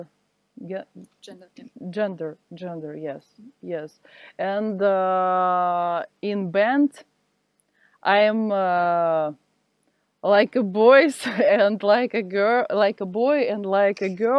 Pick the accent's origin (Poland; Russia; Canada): Russia; Siberia; English is a second language; moved away as an adult; now in Saint Petersburg, Russia; now I am live in Saint Petersburg. Do you hear about this city? It's a city near Moscow. But I am from Siberia